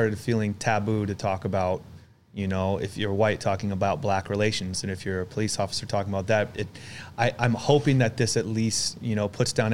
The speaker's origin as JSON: {"language": "English", "region": "Arizona", "country": "United States", "tie": "born or raised there", "also_born_or_lived": "Chicago, Illinois", "said": "I moved from Chicago to Arizona and I was really young. I was 3 or 4 years old"}